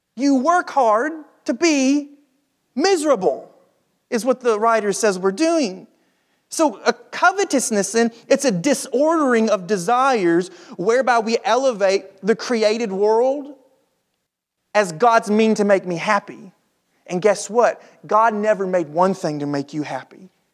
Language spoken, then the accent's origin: English; United States; us as American Christians